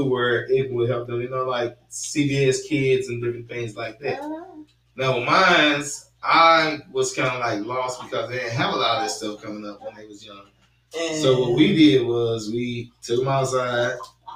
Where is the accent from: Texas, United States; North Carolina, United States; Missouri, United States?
Missouri, United States; St. Louis; I'm from St. Louis